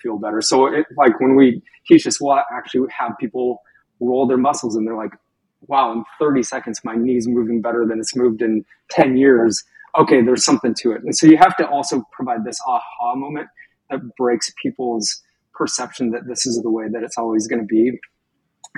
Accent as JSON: {"language": "English", "area": "Skagit Valley", "region": "Washington", "country": "United States", "tie": "born or raised there", "said": "I grew up in Skagit Valley"}